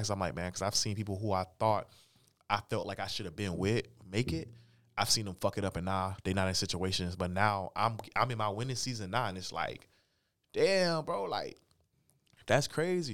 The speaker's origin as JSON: {"language": "English", "town": "St. Petersburg", "region": "Florida", "country": "United States", "tie": "born or raised there", "also_born_or_lived": "Newton, Kansas", "moved": "as an adult", "lives_now": "Wichita, United States", "said": "I'm from Saint Petersburg, Florida, born and raised"}